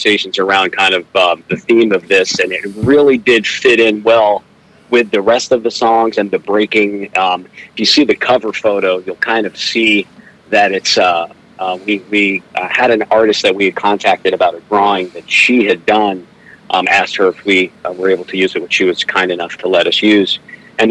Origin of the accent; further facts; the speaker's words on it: New Jersey, United States; also born or lived in Somerville, New Jersey / Piscataway, New Jersey; now in Kansas City, United States; I'm from New Jersey